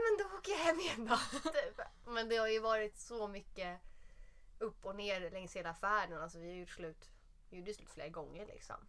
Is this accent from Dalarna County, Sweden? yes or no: no; south of Södermalm, Stockholm County, Sweden; man är ju uppvuxen söder om söder